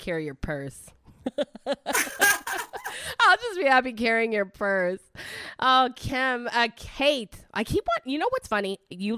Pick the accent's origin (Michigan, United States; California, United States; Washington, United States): Michigan, United States; Detroit; first language Italian; English is a second language; moved away; I'm from Michigan, I'm from Detroit, so I'm very northern, but I came down here